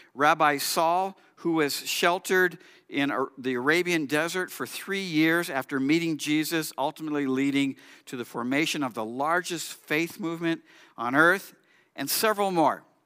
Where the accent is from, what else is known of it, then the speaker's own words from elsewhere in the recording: Southern California, United States; I grew up in Southern California